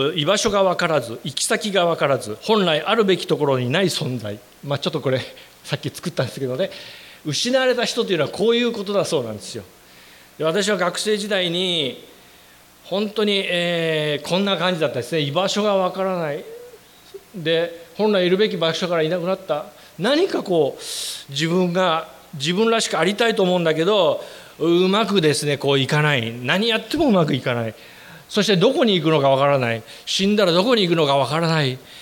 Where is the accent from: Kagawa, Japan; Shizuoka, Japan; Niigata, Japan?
Shizuoka, Japan; Shimizu; 私の実家は静岡の清水というところでこう和菓子屋を営んでおりましてね